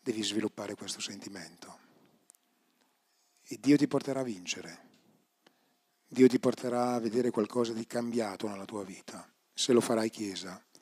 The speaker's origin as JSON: {"language": "Italian", "town": "Bergamo", "region": "Lombardy", "country": "Italy", "said": "profumo di, no, profumo di cioè, polenta e coniglio sono di Bergamo"}